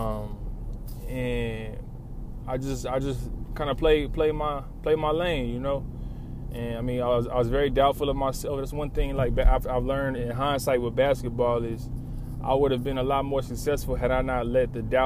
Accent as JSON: {"language": "English", "town": "Lawton", "region": "Oklahoma", "country": "United States", "moved": "yes", "lives_now": "Oklahoma City, United States", "said": "I come from Lawton, you know. And when I came to Oklahoma City"}